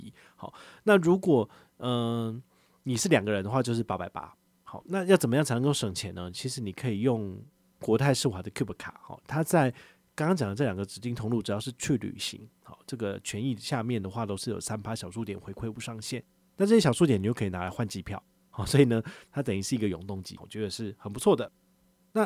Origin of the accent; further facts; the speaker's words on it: Taiwan; 我也是台湾人